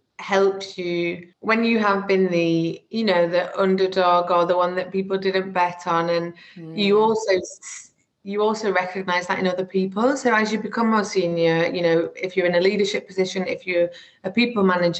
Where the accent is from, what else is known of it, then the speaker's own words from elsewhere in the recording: the north of England, United Kingdom; accent: northern; So I'm sure you can tell from my accent, I'm very northern, although I've been told that it's residing, which makes me a bit sad. But yeah, born and raised in the north, my parents are both from the north